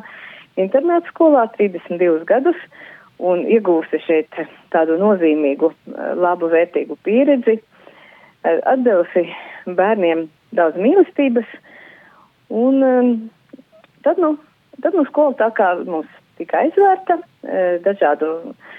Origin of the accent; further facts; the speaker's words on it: Bērzgale, Rēzekne Municipality, Latvia; manā dzimtajā ciematā, Bērzgalē, Rezeknes novadā